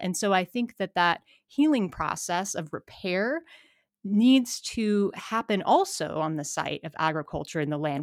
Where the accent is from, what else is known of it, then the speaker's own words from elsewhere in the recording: Missoula, Montana, United States; I'm from Montana, born and raised in Missoula.